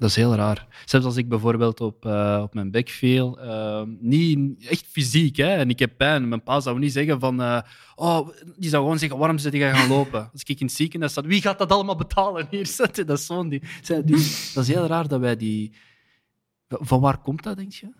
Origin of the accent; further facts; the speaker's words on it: Flanders, Belgium; ik ben een Vlaming, ik ben een Belg